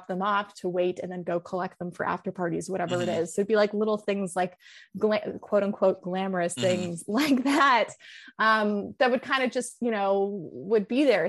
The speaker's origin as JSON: {"language": "English", "town": "Los Angeles", "region": "California", "country": "United States", "tie": "born or raised there", "said": "I'm from Los Angeles, like literally born and raised like next to UCLA"}